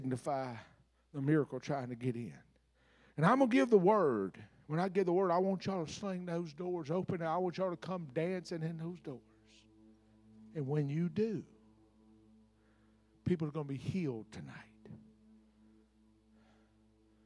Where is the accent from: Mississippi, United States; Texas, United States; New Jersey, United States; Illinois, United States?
Mississippi, United States; I was raised up on Huckabucking church. Now, Huckabuck is a Mississippi design word